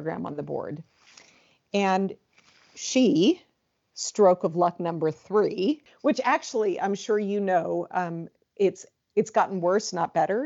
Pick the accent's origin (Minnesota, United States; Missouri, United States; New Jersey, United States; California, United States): California, United States; Southern; also born or lived in San Francisco / East Coast / Midwest / Arizona; I am originally from California. I was born in San Francisco, but raised more in Southern California, where I've lived for most of my life